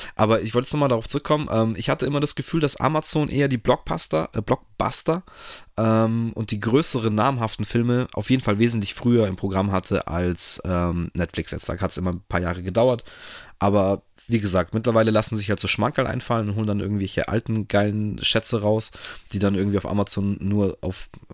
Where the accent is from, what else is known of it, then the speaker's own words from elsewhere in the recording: Germany; selber als Deutscher